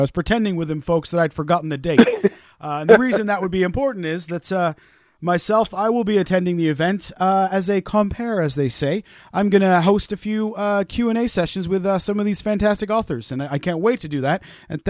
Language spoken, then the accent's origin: English; Wales, United Kingdom; I am Welsh, I promise you. I was born in Wales.